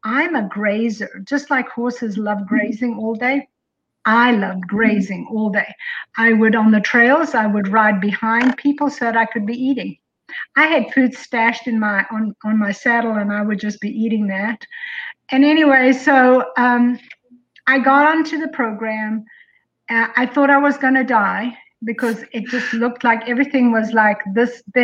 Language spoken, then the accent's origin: English; South Africa; also born or lived in Colorado; now in Tennessee, United States; I'm from South Africa